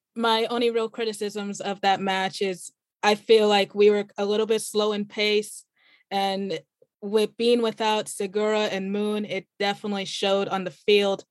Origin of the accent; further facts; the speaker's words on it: Kansas City, United States; I am born and raised in Kansas City, so I grew up watching Sporting Kansas City